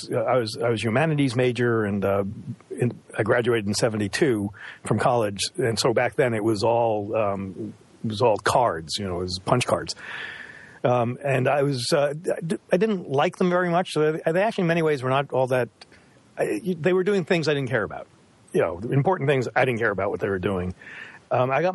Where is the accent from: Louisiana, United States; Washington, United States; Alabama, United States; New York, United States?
New York, United States; Roslyn Heights; now in Brookline, United States; I grew up on Long Island